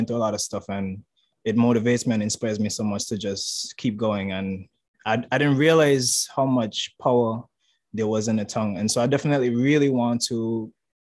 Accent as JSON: {"language": "English", "country": "St. Kitts & Nevis", "moved": "as an adult", "lives_now": "Taiwan", "said": "I'm from St. Kitts. It's in the Caribbean, Leeward Islands."}